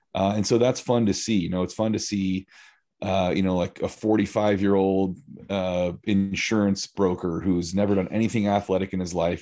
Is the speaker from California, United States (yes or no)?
yes; California, United States; moved away as an adult; now in Central Oregon, United States; I grew up in California. Okay. I lived in five or six different areas from southern